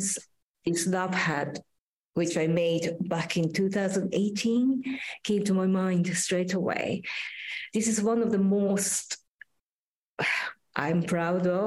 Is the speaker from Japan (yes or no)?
yes; Japan; now in London, United Kingdom; Actually, I am from Japan, but I spend very little time in Japan.